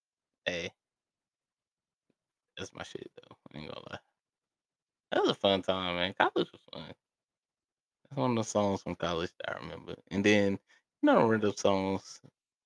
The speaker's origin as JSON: {"language": "English", "area": "Mecklenburg County", "region": "North Carolina", "country": "United States", "said": "I'm from Mecklenburg"}